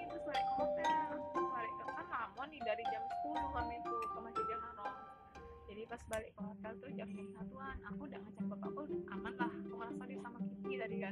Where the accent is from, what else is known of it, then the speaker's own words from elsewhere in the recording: Jakarta, Indonesia; Aku kan dari Jakarta